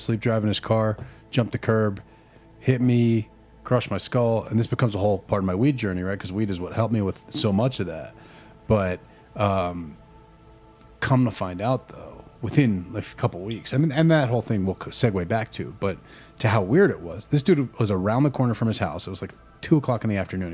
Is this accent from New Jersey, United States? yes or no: yes; New Jersey, United States; growing up in Jersey